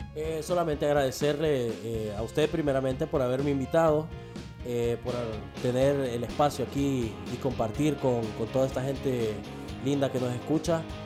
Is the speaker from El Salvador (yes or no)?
yes; El Salvador; now in Honduras; soy el guanaco